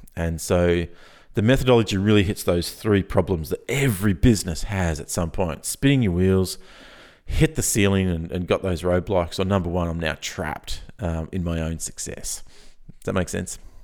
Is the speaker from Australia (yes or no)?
yes; Australia; I'm Australian